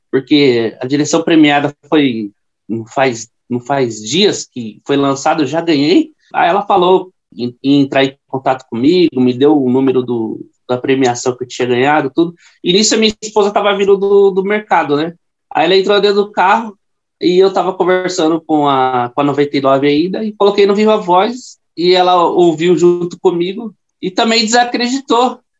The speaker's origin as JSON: {"language": "Portuguese", "town": "Carapicuíba", "region": "São Paulo", "country": "Brazil", "said": "eu corro com a 99 já faz três anos e meio e eu sou da cidade de Carapicuíba."}